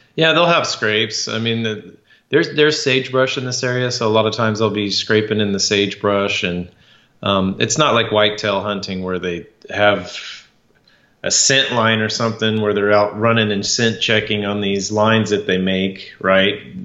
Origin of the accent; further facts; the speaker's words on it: Idaho, United States; when I was three years old growing up in Idaho